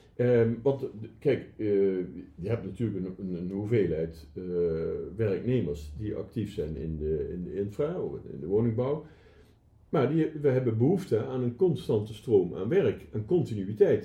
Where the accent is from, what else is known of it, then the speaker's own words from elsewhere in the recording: Netherlands; als Nederlanders